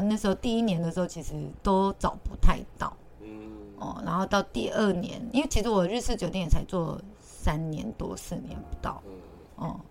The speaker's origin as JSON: {"language": "Chinese", "town": "Taichung", "country": "Taiwan", "tie": "born or raised there", "said": "像我在台中长大的"}